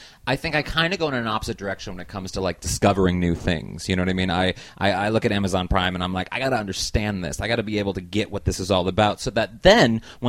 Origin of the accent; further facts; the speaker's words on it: St. Louis, Missouri, United States; moved away as an adult; also born or lived in Baltimore; I was born in Baltimore, but I grew up in St. Louis, Missouri. So okay. St. Louis is home.